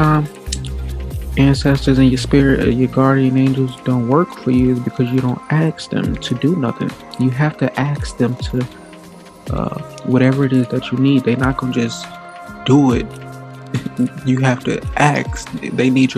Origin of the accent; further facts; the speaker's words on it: Gary, Indiana, United States; moved away as an adult; I come from Gary, Indiana, predominantly black. I didn't have any white friends. I had some white teachers